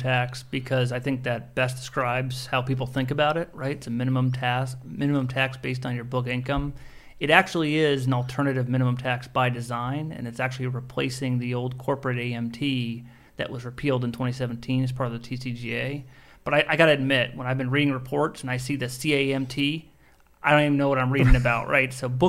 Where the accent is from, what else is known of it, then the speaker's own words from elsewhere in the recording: Nebraska, United States; moved away as an adult; now in Washington, D.C. area, United States; we're from Nebraska, I'm from Nebraska.